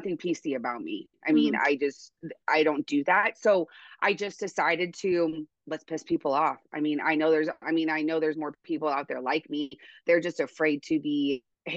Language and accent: English; Oregon, United States; moved away as an adult; now in Montana, United States; I'm originally from Oregon. I grew up there. I moved to Montana a couple of years ago, 2021